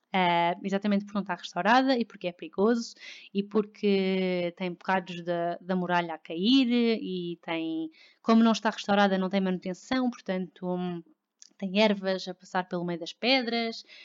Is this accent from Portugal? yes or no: yes; Lisbon, Portugal; also born or lived in Victoria, Canada; eu sou de Lisboa, eu nasci em Lisboa, e, hum, mas não vivi sempre cá houve hum, seis meses da minha vida que não vivi cá